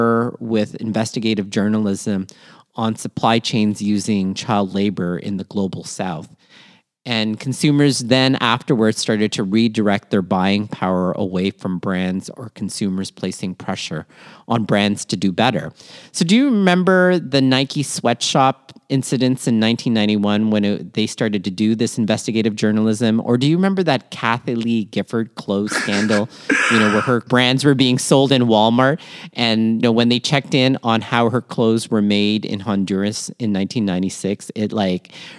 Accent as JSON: {"language": "English", "town": "Toronto", "region": "Ontario", "country": "Canada", "tie": "born or raised there", "also_born_or_lived": "Manila, Philippines", "said": "born in Manila, Philippines, raised in Toronto, Canada, and schooled all over southwestern"}